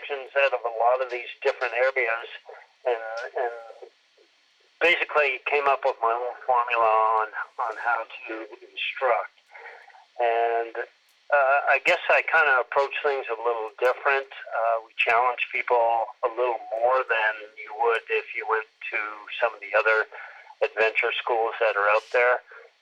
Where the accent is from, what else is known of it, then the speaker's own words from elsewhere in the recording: Moncton, New Brunswick, Canada; moved away as an adult; I was born and raised in Eastern Canada, a town called Moncton, New Brunswick